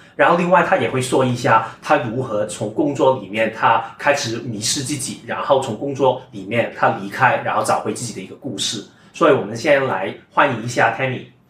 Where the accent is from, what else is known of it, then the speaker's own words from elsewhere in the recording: Hong Kong; 我是一家香港长大嘛